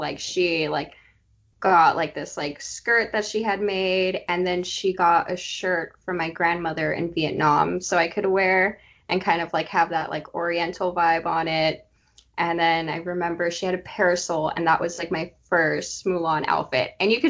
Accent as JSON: {"language": "English", "region": "Southern California", "country": "United States", "tie": "born or raised there", "also_born_or_lived": "Texas / Tennessee", "said": "I am a Southern California local. I was raised here, but not born here. I was born in Texas and lived in Tennessee for a little bit before finally settling to California. My whole family's here."}